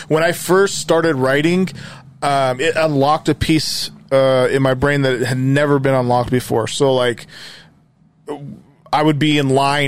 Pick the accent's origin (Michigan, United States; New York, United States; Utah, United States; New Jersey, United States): Utah, United States; Magna; I grew up here. I grew up in Magna